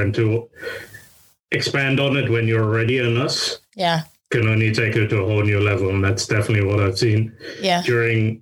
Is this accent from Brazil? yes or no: no; London, United Kingdom; I am born and raised in London, UK